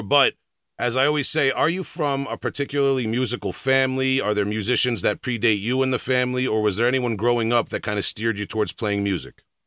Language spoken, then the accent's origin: English; New York, United States; I'm from New York